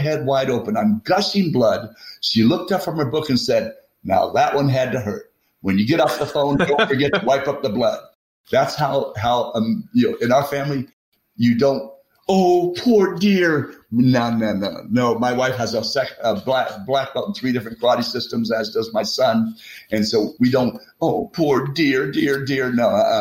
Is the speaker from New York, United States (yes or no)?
no; Texas, United States; I'm a Texan